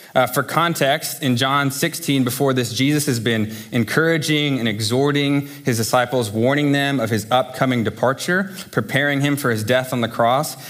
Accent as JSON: {"language": "English", "country": "United States", "said": "I say this as an American to Americans"}